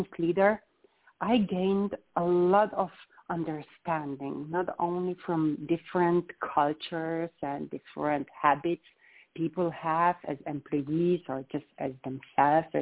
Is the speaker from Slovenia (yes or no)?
yes; Slovenia; I'm coming from Slovenia, and that small country. I was born in a very, very small village.